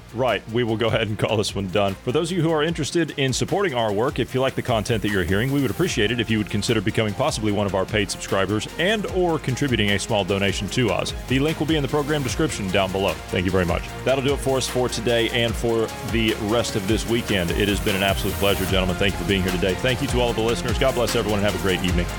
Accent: Ohio, United States; my home state of Ohio

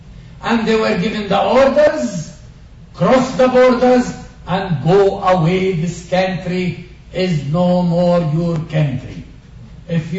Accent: Galilee, Northern District, Israel; first language Arabic; English is a second language; I was born in Galilee, in a very peaceful, nice, beautiful Arab Christian village.

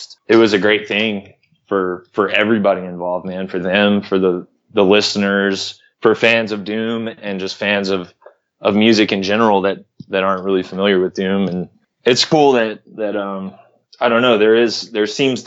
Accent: Oklahoma, United States; moved away; also born or lived in Arkansas; growing up in Oklahoma

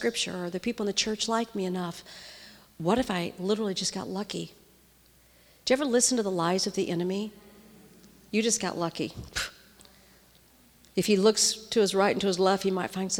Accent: St. Louis, Missouri, United States; I grew up in the Midwest in St. Louis

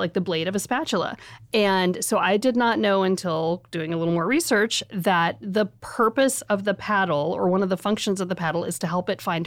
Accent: Memphis, Tennessee, United States; now in St. Louis, United States; I'm from Memphis originally

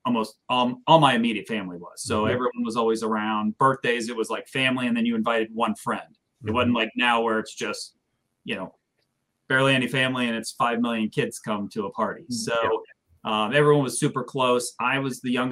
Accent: Sterling, Virginia, United States; I grew up in Sterling Park, so that's where I grew up

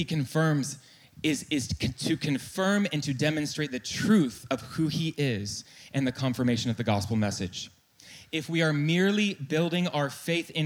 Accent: North Carolina, United States; I am from North Carolina

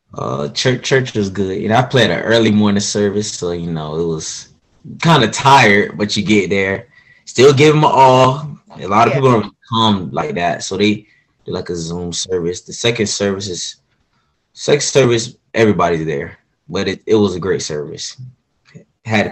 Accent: Orlando, Florida, United States; also born or lived in Groveland, Florida; I am from Orlando, Florida

